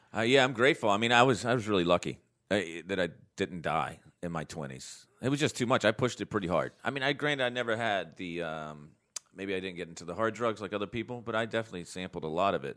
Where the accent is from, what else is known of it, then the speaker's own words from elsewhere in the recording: North Carolina, United States; I was raised here in North Carolina